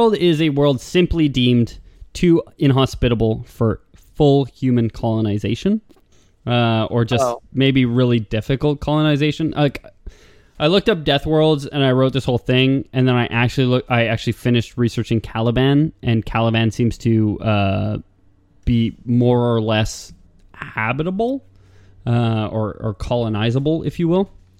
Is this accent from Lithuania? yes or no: yes; Lithuania; Sorry, I'm from Lithuania. That's the expression there.